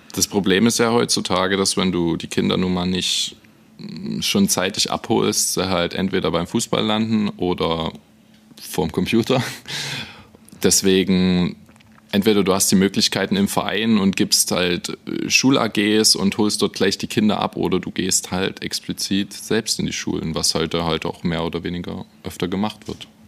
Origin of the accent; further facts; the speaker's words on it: Freiberg, Saxony, Germany; moved away; Ja, absolut. Dort wohnen auch noch einige Freunde von mir. Ich bin sehr gerne dort, meine Eltern wohnen dort.